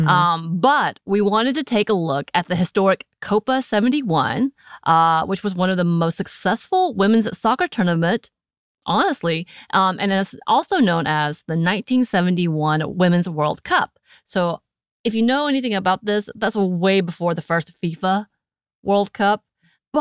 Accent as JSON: {"language": "English", "country": "United States", "said": "I'm still American"}